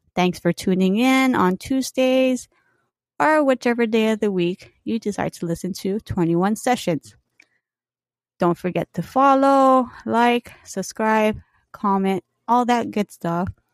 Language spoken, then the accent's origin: English; Hawaii, United States; also born or lived in California; Hawaii, I grew up here